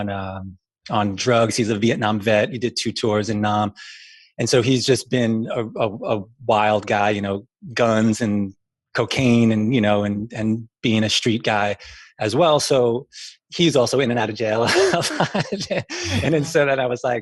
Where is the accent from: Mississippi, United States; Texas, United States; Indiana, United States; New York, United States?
New York, United States; New York City; moved away as an adult; also born or lived in Brooklyn / Queens / California; now in Vermont, United States; I grew up in New York City